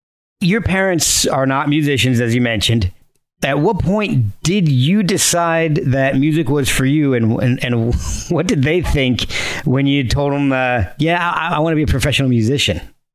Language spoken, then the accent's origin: English; Branchburg, New Jersey, United States; I grew up in New Jersey.